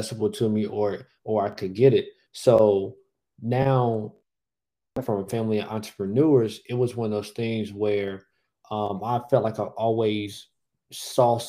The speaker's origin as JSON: {"language": "English", "town": "Raleigh", "region": "North Carolina", "country": "United States", "tie": "born or raised there", "said": "I am originally from Raleigh, North Carolina, the capital city, born and raised"}